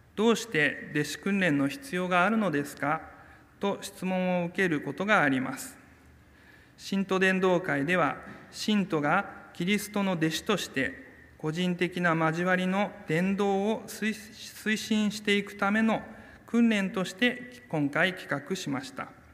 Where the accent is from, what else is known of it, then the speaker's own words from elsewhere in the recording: Kyoto, Japan; also born or lived in Hakodate, Hokkaido; 私の生まれは北海道の函館ですが、え4歳の時に京都に引っ越ししまして小さい頃からずっと京都教会に通っていました